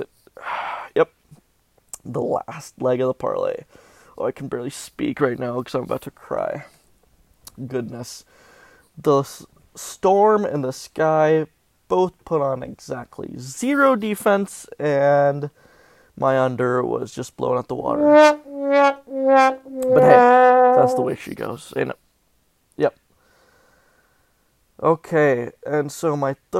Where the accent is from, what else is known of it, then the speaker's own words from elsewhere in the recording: Southern California, United States; I was raised in Southern California